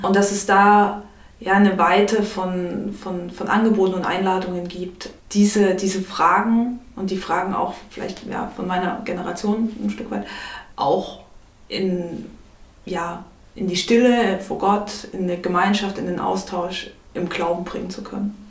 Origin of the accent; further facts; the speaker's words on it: Chemnitz, Saxony, Germany; now in Leipzig, Germany; bin in Chemnitz aufgewachsen und habe dann auch in Leipzig studiert